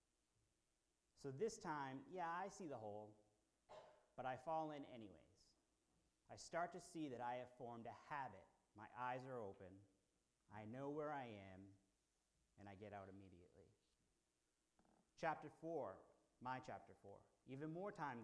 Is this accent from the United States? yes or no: yes; Boston, Massachusetts, United States; I'm from Boston.